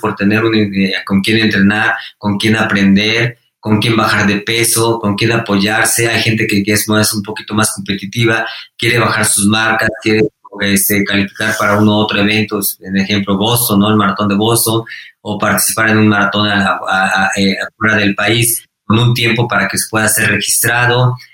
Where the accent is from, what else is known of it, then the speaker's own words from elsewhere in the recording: Mexico; fui el mejor mexicano